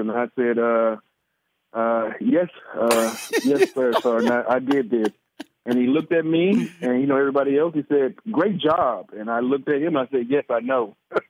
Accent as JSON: {"language": "English", "town": "Columbus", "region": "Mississippi", "country": "United States", "said": "I'm from Mississippi, Columbus. You know, it don't even snow. Doesn't snow."}